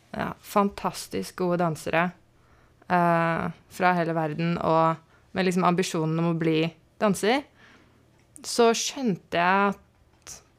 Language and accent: Norwegian; Strømmen, Akershus, Norway; also born or lived in Marburg, Germany / Lillestrøm; vi flytta mye rundt, men så landa vi på Strømmen akkurat tidsnok til å begynne i første klasse